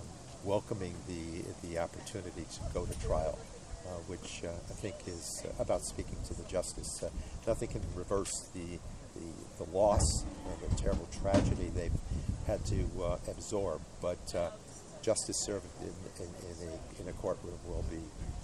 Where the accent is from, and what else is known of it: Amsterdam, New York, United States; born or raised there